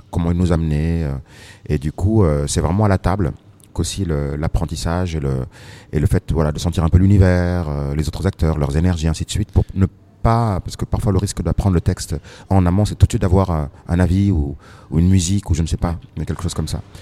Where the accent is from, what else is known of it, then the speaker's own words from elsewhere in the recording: Senegal; et voilà, moi je suis sénégalais.